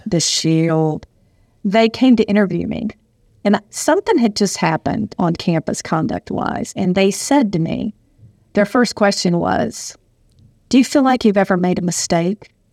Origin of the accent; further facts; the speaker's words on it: Southern United States, United States; accent: Southern; moved away as an adult; also born or lived in Michigan; I definitely had a Southern accent